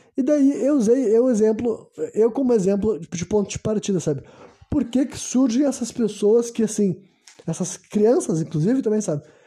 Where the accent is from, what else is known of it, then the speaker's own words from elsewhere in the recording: Brazil; eu nasci no Brasil